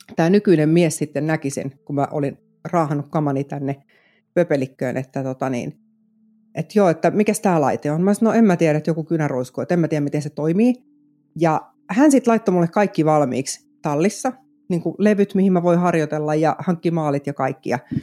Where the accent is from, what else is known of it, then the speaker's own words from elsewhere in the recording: Vantaa, Uusimaa, Finland; moved away as an adult; now in South Ostrobothnia, Finland; mä oon itse Korsosta siis kotosin, Vantaalta